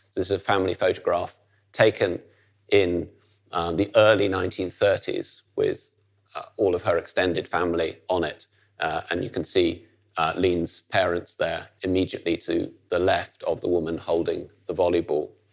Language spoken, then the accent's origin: English; Netherlands; as somebody growing up in the Netherlands